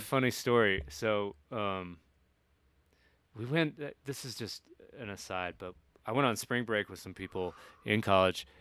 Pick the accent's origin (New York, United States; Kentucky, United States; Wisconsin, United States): Kentucky, United States; moved away; I'm of two minds about where I'm from, like I'm like fuck yeah, Kentucky